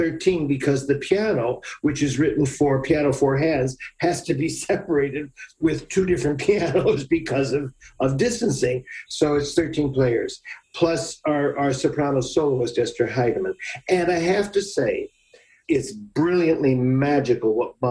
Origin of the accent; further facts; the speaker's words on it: Scranton, Pennsylvania, United States; accent: flat; now in Baltimore, United States; I'm from Scranton, Pennsylvania. We have this very flat accent